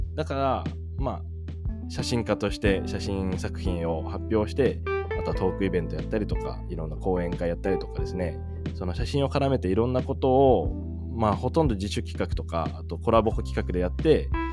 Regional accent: Japan; moved away as an adult; 僕21の時にあの日本を出ててね海外で生活してで日本にこうたまに帰ってきたりとかしてた

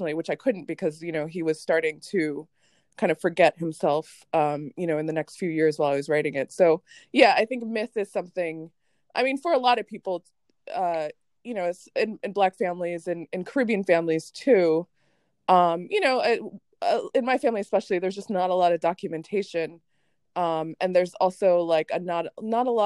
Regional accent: United States; also born or lived in Jamaica; I grew up in America, even, you know, I immigrated here when I was 5.

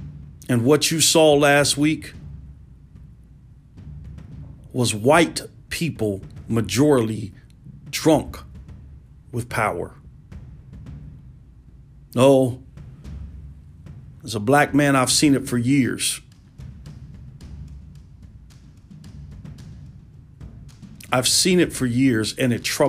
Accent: United States; being an American and being a black American

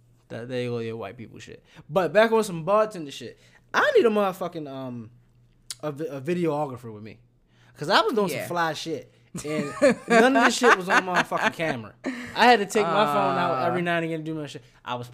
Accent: Baltimore, Maryland, United States; I'm from Baltimore. The Preakness is in Baltimore.

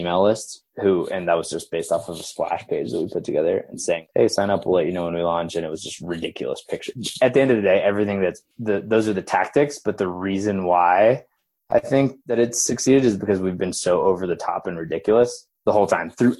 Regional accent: Oklahoma, United States; moved away as an adult; also born or lived in Colorado; now in Denver, United States; I grew up in Oklahoma.

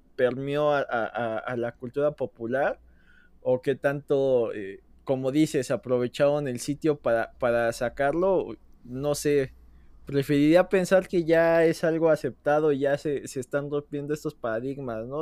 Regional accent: Mexico; como mexicano

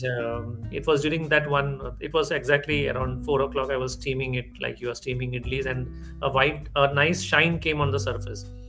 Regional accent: Maharashtra, India; moved away as an adult; also born or lived in Nagpur; now in Bangalore, India; I was born and brought up in Maharashtra all my life

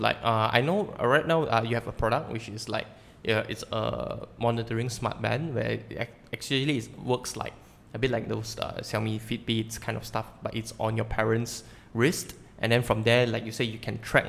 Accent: Sabah, Malaysia; now in Kuala Lumpur, Malaysia; I personally am not from KL, and I came all the way from Sabah, and my parents are still there.

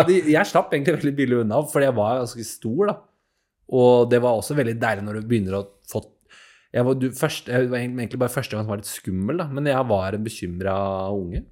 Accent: Asker, Akershus, Norway; Jeg er jo fra Asker, jeg òg

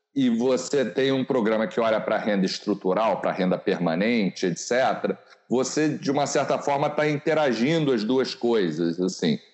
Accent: Rio de Janeiro, Brazil; a nossa juventude no Rio de Janeiro

